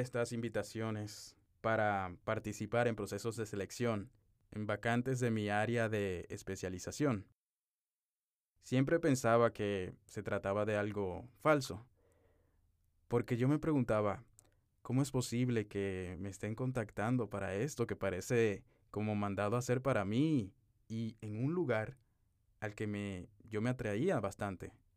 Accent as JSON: {"language": "Spanish", "country": "Dominican Republic", "moved": "as an adult", "lives_now": "Dubai, United Arab Emirates", "said": "un dominicano que desde el 18 de marzo de 2021 está viviendo en Dubái"}